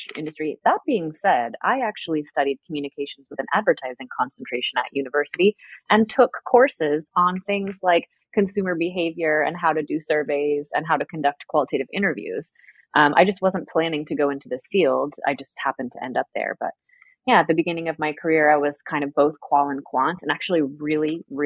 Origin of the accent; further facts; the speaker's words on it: United States; moved away as an adult; now in Paris, France; I'm the American